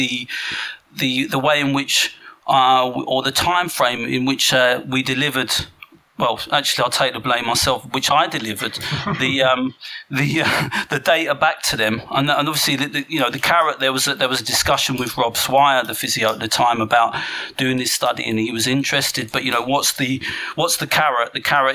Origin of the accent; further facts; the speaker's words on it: England, United Kingdom; being English